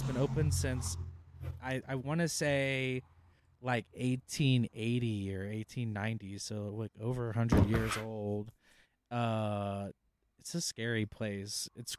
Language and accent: English; Louisiana, United States; I'm Cajun, baby.